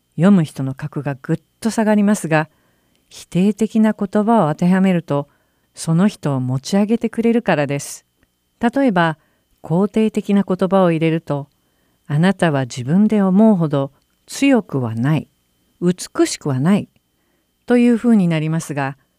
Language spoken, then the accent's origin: Japanese; Japan; 周りの人に気配りができる日本の文化に生まれ育った